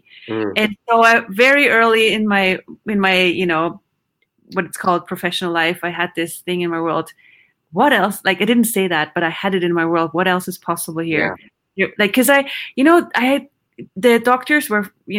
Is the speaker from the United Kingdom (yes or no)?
no; Vienna, Austria; English is a second language; moved away as an adult; also born or lived in Houston, Texas / Sweden; I grew up in Vienna, Austria.